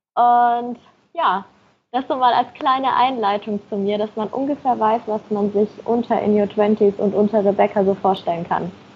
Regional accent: Nuremberg, Bavaria, Germany; moved away as an adult; now in Munich, Germany; Ich komme ursprünglich aus Nürnberg

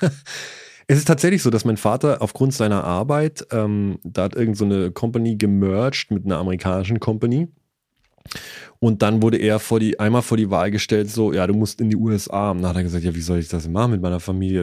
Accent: Eystetten, Bavaria, Germany; also born or lived in Augsburg; Ich bin aber geboren, also aufgewachsen in Eistetten, A-Y-Städten

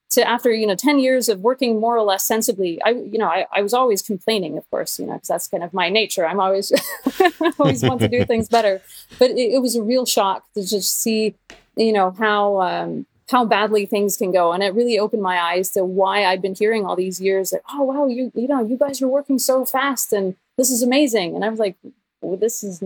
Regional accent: Norway; I am Norwegian, or I'm half American technically, I guess, but I'm a Norwegian developer

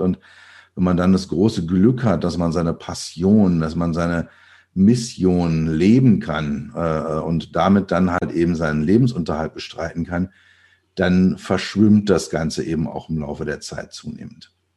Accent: Berlin, Germany; ich bin geboren in Berlin. Man hört es immer noch, wenn ich rede

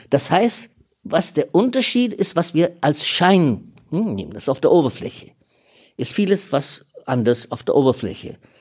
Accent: India; now in Germany; Ich bin teilweise Inder

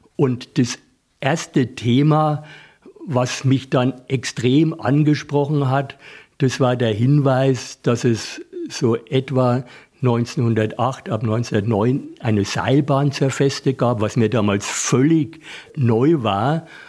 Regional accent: Coburg, Bavaria, Germany; alte Stätten meiner Kindheitserinnerungen aufgesucht, wie Eierfelsen, Teufelskanzel, die Höhle bei Löbelstein

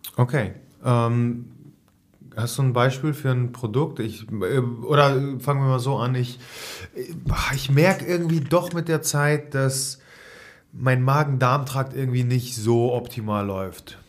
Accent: Hamburg, Germany; hier als Hamburger

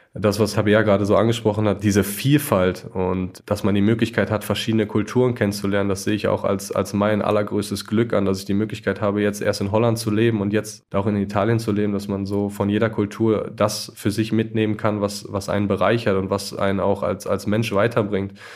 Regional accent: Germany; moved away; als Deutscher

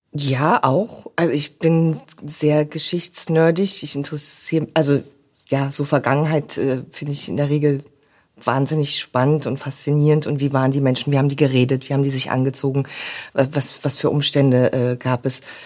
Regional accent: the East, East Germany, Germany; ich bin im Osten aufgewachsen

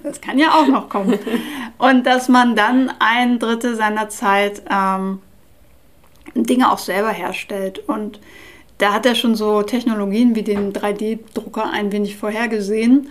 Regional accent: Nordenham, Lower Saxony, Germany; ich bin ja in Nordenham an der Nordsee groß geworden

